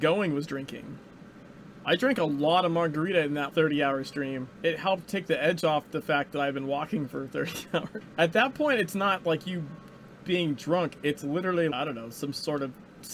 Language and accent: English; California, United States; first language English; moved away; I was born in California